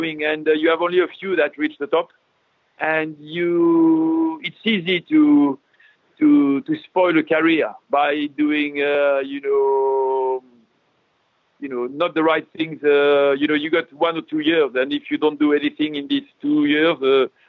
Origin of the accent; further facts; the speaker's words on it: France; I'm a French guy